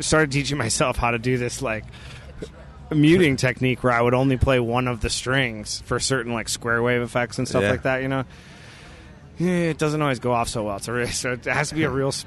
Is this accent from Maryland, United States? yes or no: no; Muskegon, Michigan, United States; Playing a gig this summer in the town I grew up